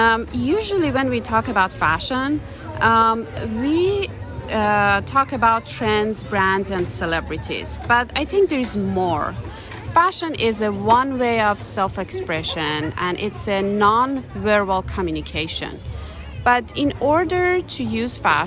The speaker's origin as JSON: {"language": "English", "country": "Iran", "moved": "yes", "said": "I'm originally from Iran. I moved here 18 years ago."}